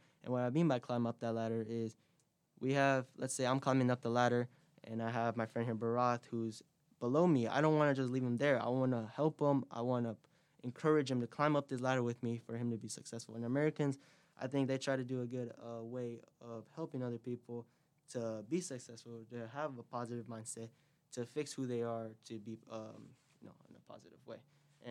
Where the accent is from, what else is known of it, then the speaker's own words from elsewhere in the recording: Peru; now in United States; which we would do in Peru.